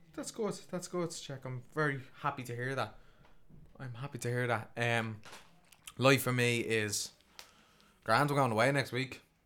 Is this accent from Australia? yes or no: no; Ireland; as an Irish man